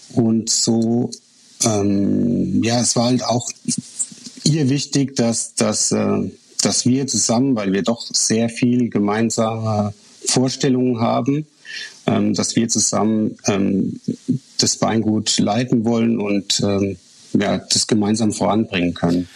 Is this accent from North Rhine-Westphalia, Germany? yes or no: no; Rhineland-Palatinate, Germany; als äh, Pfälzer